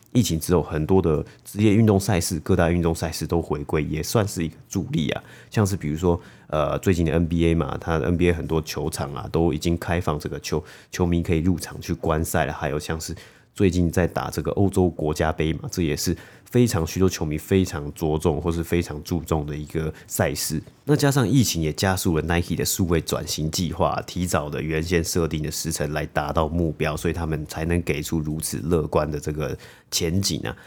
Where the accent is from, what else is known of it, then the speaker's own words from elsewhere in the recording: Taiwan; moved away; 小时候在台湾的时候